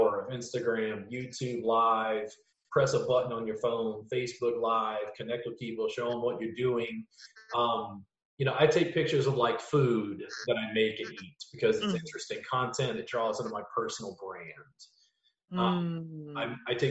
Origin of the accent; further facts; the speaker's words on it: Louisiana, United States; Growing up in Louisiana, I just was immersed in like roots music, blues, jazz, funk, and whatever